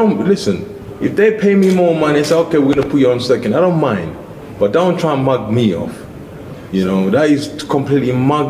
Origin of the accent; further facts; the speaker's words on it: London, United Kingdom; I'm from London, round the corner. It's my neighborhood.